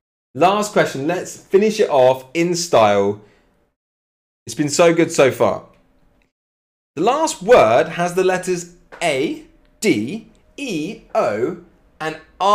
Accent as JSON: {"language": "English", "town": "Cambridge", "region": "East of England", "country": "United Kingdom", "said": "I'm from Cambridge, Mickey, from Cambridge in England."}